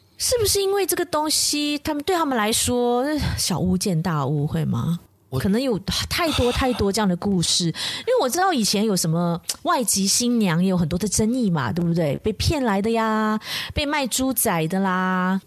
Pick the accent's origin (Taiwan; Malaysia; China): Malaysia; 我们马来西亚这边的人，尤其是华人